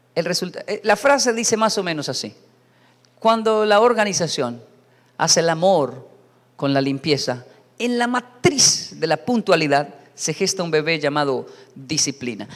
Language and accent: Spanish; Bogotá, Colombia; soy colombiano, soy latino